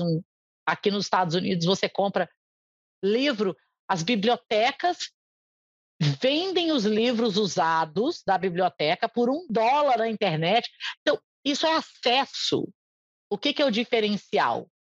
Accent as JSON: {"language": "Portuguese", "country": "Brazil", "first_language": "Portuguese", "moved": "as an adult", "lives_now": "United States", "said": "o português é minha língua pátria"}